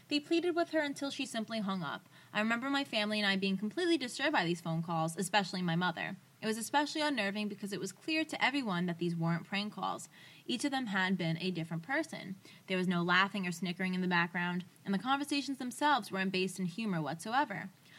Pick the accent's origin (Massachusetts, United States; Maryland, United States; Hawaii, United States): Massachusetts, United States; Woburn; I grew up in Woburn, Massachusetts, in a house where my grandmother lived with us in her own in-law apartment in the basement.